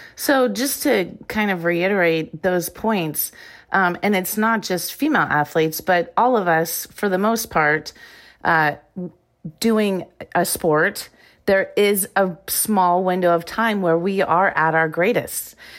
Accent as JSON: {"language": "English", "region": "Iowa", "country": "United States", "tie": "born or raised there", "also_born_or_lived": "Arizona", "moved": "as an adult", "said": "I grew up in Iowa"}